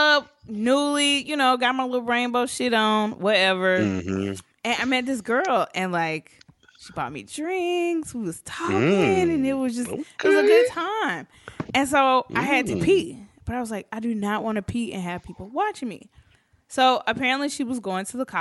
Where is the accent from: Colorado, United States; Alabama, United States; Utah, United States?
Alabama, United States; Birmingham; There was a club here in my hometown